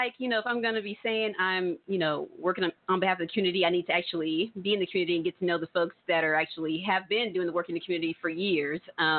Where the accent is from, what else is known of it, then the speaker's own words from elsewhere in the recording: Tulsa, Oklahoma, United States; Well, I was born right here in North Tulsa.